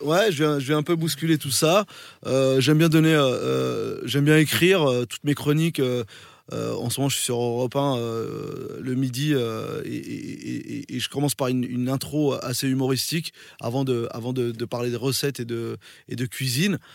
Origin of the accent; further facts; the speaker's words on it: France; also born or lived in Morocco; je, suis né au Maroc mais j'ai grandi en France